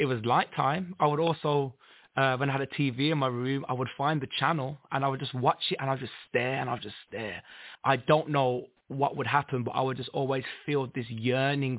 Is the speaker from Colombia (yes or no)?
no; Birmingham, West Midlands, United Kingdom; I'm from Birmingham, England